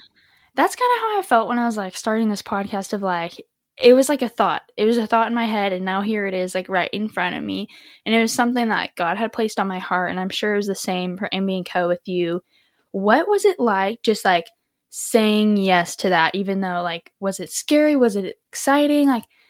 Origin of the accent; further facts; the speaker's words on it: Texas, United States; And you're not from Arkansas. Me and you, we're from Texas, and neither is your husband.